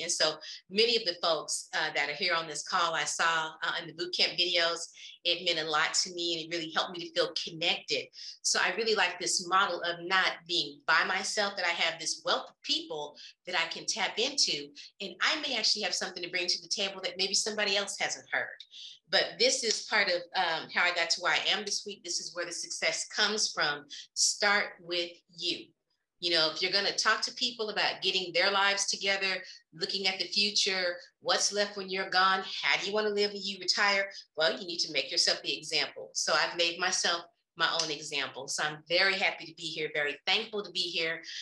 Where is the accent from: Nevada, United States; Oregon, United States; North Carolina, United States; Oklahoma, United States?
Oklahoma, United States; Oklahoma City; I am originally from Oklahoma City, not too far from Dallas